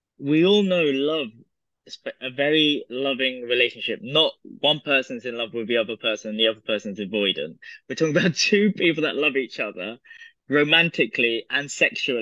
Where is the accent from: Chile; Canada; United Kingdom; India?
United Kingdom; I'm British, I have British politeness.